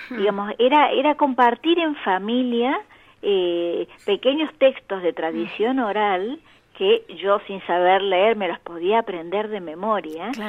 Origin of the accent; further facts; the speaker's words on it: Córdoba, Argentina; yo, yo soy, provengo de Córdoba, mi madre era santafesina y mi padre chaqueño.